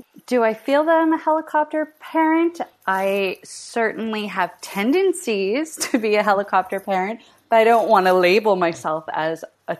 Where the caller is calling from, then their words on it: Montreal, Quebec, Canada; I'm calling in from Montreal, Canada.